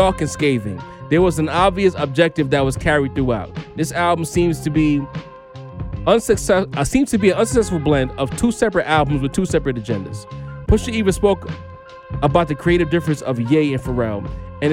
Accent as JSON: {"language": "English", "region": "New York", "country": "United States", "said": "we're from New York"}